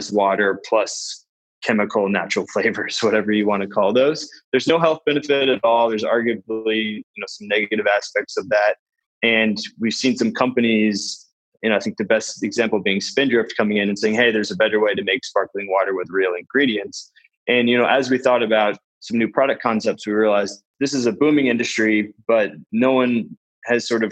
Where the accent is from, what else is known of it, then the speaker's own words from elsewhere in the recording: Vermont, United States; we're both from Vermont